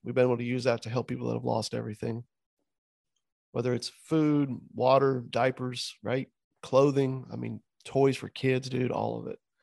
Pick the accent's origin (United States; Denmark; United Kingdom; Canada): United States; Southwest Florida; here in my hometown